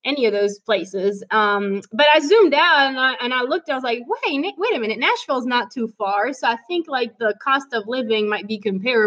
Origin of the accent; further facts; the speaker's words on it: Belgium; English is a second language; moved away as an adult; also born or lived in France; now in Tennessee, United States; I'm actually originally from Belgium. I grew up in Belgium.